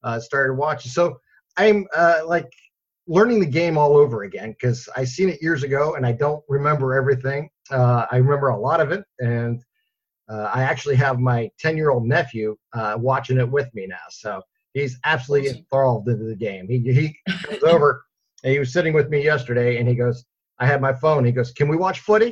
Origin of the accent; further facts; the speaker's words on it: Northeast Ohio, United States; I'm a Northeast Ohio guy here